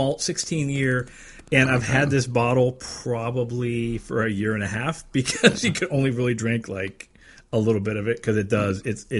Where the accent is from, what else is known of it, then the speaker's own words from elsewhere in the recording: Erie, Pennsylvania, United States; growing up in Erie, Pennsylvania, with Polish Christmas traditions